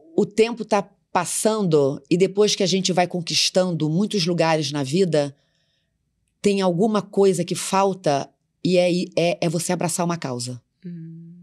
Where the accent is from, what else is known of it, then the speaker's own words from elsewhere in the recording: Macaé, Rio de Janeiro, Brazil; eu sou da classe média, filha de uma professora da cidade de Macaé, do interior de São Paulo, do interior do Rio de Janeiro.